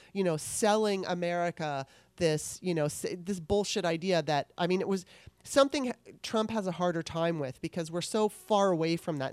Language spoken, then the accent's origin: English; Southern California, United States; I grew up in Southern California